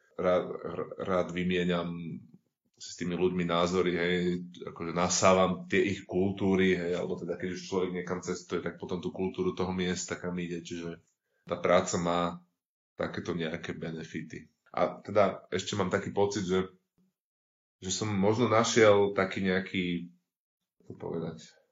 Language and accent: Slovak; Bratislava, Bratislava Region, Slovakia; pochádzam z Bratislavy